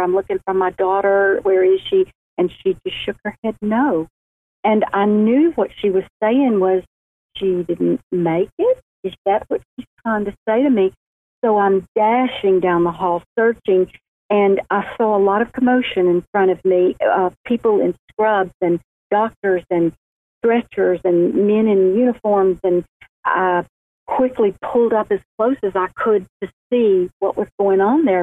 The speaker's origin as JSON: {"language": "English", "town": "Montgomery", "region": "Alabama", "country": "United States", "tie": "born or raised there", "lives_now": "Birmingham, United States", "said": "I was born in Montgomery, Alabama, just a little uh, beautiful city, the capital of Alabama, and um, then moved to Birmingham uh, about 30 years ago"}